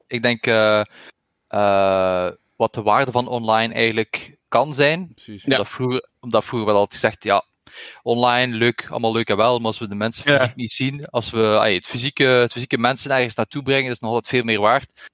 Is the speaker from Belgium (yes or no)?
yes; Ghent, Flanders, Belgium; Ik ben ook afkomstig uit Gentse.